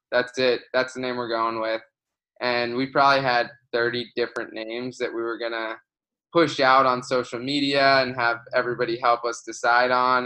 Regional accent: Florida, United States; moved away as an adult; I grew up in Florida

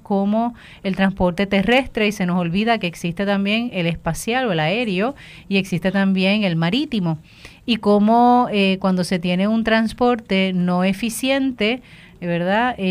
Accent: Puerto Rico; nuestro país, Puerto Rico

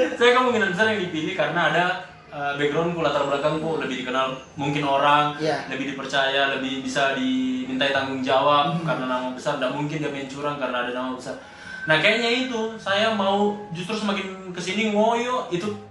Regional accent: Palopo, South Sulawesi, Indonesia; Saya saya mungkin dari Palopo lahir dan besar di Palopo sekolah juga di Palopo

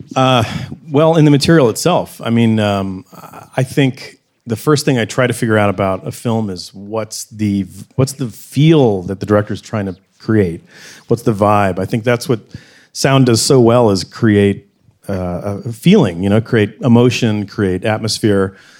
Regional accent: the South, United States; growing up in the South

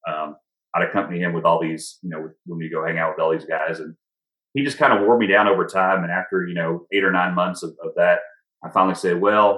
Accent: Texas, United States; moved away as an adult; also born or lived in North Carolina; I'm from Texas, which is halfway across the country

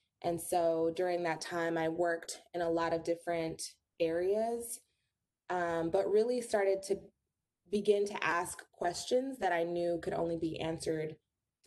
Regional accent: Los Angeles, California, United States; moved away as an adult; also born or lived in New York; born and raised in Los Angeles, California

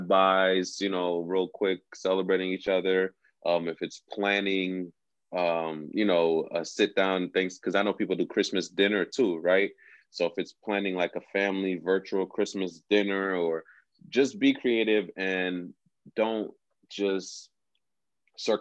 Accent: Haiti; I'm not American. I'm Haitian.

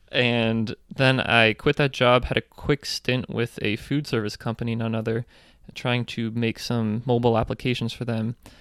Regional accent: Reading, Pennsylvania, United States; moved away as an adult; also born or lived in Baltimore; I'm from Reading, Pennsylvania

